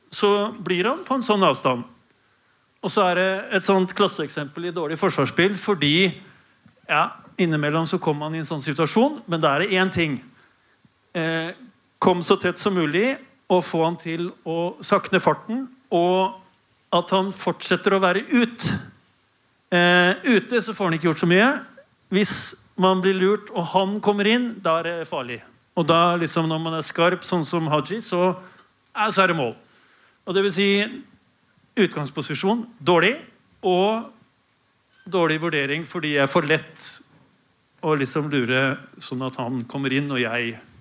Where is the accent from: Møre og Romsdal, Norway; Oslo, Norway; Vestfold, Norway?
Oslo, Norway; also born or lived in Denmark; jeg er født i Danmark og vokste opp på Oslo vest